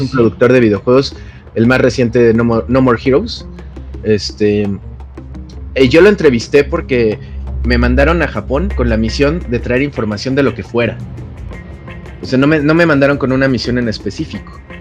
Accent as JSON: {"language": "Spanish", "country": "Mexico", "said": "soy un reportero de México"}